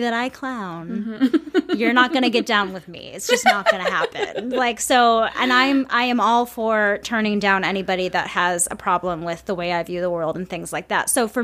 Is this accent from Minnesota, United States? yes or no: yes; Saint Paul, Minnesota, United States; I'm from Minnesota. I mean, I'm from St. Paul